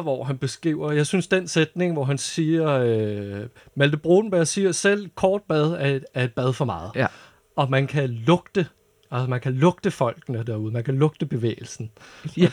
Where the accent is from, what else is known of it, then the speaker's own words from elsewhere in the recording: North Zealand, Capital Region of Denmark, Denmark; jeg voksede op i Nordsjælland